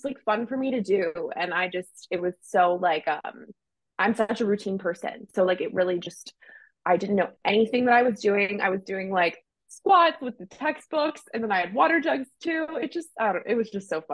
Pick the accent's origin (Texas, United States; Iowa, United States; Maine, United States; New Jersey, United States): Maine, United States; I grew up in Maine, like skiing and riding horses a lot